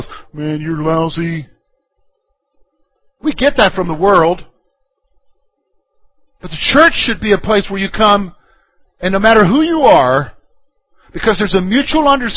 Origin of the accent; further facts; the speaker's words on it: Columbia, United States; now in Pennsylvania, United States; I'm from the South, from Columbia, which is, I grew up in the suburbs there